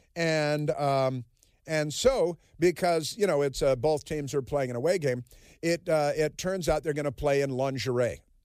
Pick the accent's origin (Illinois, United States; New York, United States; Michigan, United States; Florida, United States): Illinois, United States; Chicago; moved away; also born or lived in Kansas City; I grew up in Chicago. I lived in Kansas City for a while.